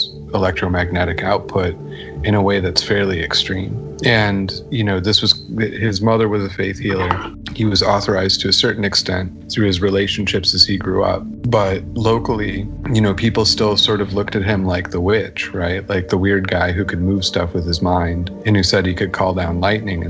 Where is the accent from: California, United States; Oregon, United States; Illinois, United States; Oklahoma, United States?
Illinois, United States; Chicago; also born or lived in rural Georgia; now in Georgia, United States; I'm originally from Chicago, moved down here to rural Georgia.